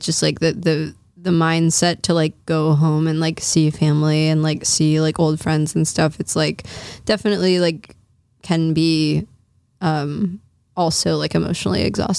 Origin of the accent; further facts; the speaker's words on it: New Orleans, Louisiana, United States; moved away; New Orleans, which is my hometown.